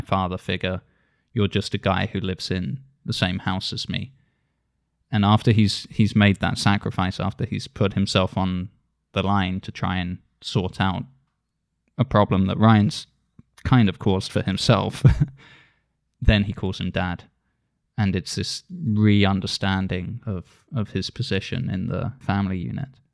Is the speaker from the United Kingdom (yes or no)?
yes; Isle of Wight, South East England, United Kingdom; I grew up on the Isle of Wight